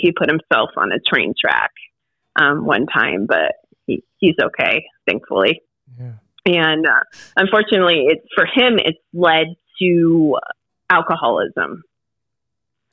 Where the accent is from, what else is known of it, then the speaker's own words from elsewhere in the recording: Southern California, United States; moved away as an adult; also born or lived in Des Moines, Iowa / Virginia; I moved from California, grew up in California, Southern California. Got dragged to Iowa, to Des Moines, Iowa